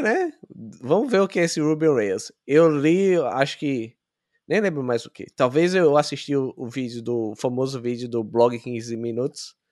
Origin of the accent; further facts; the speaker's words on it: Aracaju, Sergipe, Brazil; moved away as an adult; also born or lived in São Paulo, Brazil; Eu sou de Sergipe, é, Aracaju. Eu morei em São Paulo por cinco anos